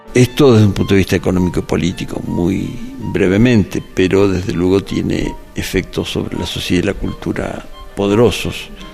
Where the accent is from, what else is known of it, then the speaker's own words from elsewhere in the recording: Mexico; como mexicanos